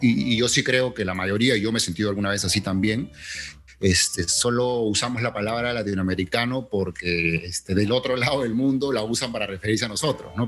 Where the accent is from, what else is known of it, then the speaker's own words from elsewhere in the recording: Peru; más latinoamericano que peruano